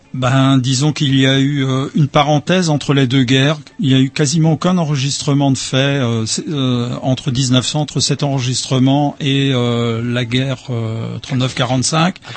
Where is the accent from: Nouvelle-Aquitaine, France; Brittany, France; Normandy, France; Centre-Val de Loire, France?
Brittany, France; Tréguier; also born or lived in Cavan; Originaire de Tréguier, mini Tréguier. J'habite à Cavan depuis 30 ans.